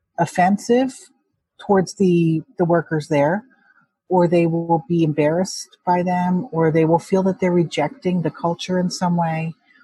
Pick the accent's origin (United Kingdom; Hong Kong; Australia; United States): Hong Kong; if it helps for a Chinese adoptee like myself, I'm from Hong Kong, to feel like I can really relate to what that means.